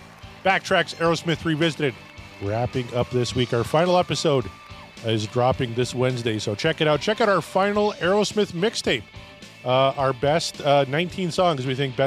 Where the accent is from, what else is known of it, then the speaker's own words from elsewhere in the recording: Canada; as a Canadian